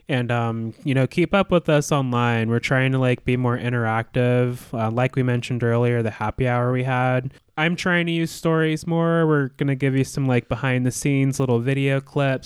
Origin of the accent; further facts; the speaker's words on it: Alaska, United States; moved away; I'm from Alaska, too